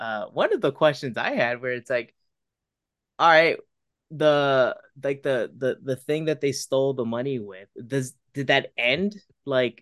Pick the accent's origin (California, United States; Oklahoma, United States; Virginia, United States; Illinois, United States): California, United States; Bay Area; growing up in the Bay Area